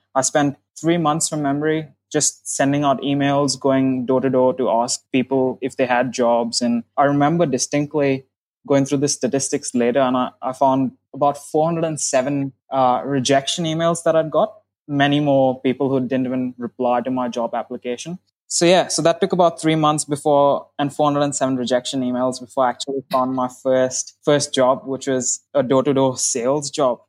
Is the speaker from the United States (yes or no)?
no; India; moved away as an adult; now in Australia; I'm originally from India